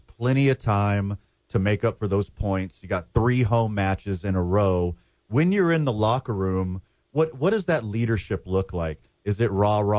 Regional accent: right outside of Houston, Texas, United States; I was born and raised right outside of Houston, Texas

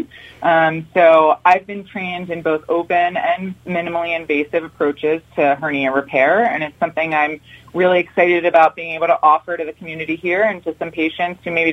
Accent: Huntingdon Valley, Pennsylvania, United States; I grew up in Huntington Valley, Pennsylvania.

